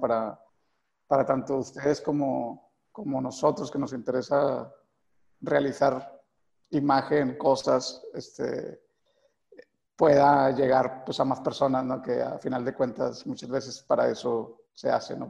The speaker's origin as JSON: {"language": "Spanish", "town": "Guadalupe", "region": "Zacatecas", "country": "Mexico", "tie": "born or raised there", "also_born_or_lived": "Tamazula, Durango", "said": "yo crecí en el municipio de Guadalupe eh, y nací precisamente en Durango, en un, en una, en, una, en un pequeño pueblito que se llama Tamazula"}